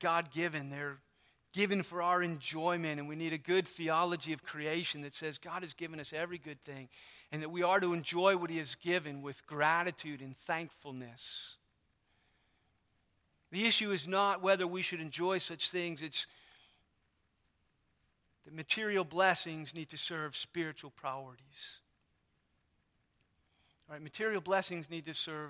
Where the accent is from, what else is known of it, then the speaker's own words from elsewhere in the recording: United States; I am American through and through